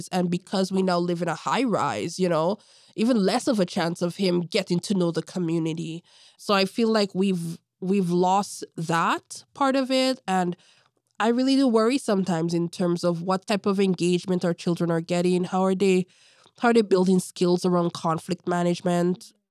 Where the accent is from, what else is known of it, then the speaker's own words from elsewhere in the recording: Toronto, Ontario, Canada; As a little kid growing up in Toronto, I remember I did a summer camp at Davenport, Perth, and he was working there.